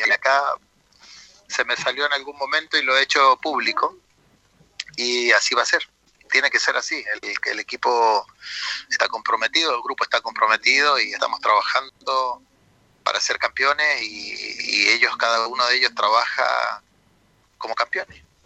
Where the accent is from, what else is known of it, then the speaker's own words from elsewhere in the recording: Talca, Maule, Chile; yo soy de Talca